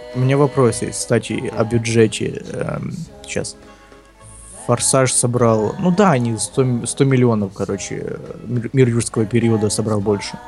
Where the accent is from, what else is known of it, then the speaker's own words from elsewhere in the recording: Ukraine; я украинец